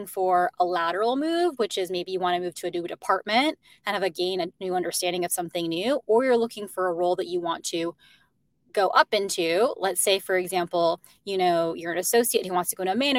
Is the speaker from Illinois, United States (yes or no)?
yes; Chicago, Illinois, United States; moved away as an adult; also born or lived in Arizona; now in New York, United States; they both met in Chicago, which is why I'm originally from Chicago.